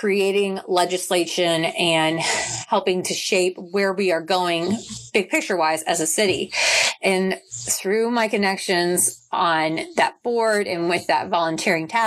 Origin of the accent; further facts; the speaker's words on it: Topeka, Kansas, United States; also born or lived in Memphis, Tennessee / Oklahoma City, Oklahoma; I left Topeka for college and I was in Memphis, Tennessee, going to Rhodes College. And then I went to Oklahoma City for dental school. And the more I kind of grew into the role of becoming a dentist and being an adult, I found that I was most committed to making positive change in my hometown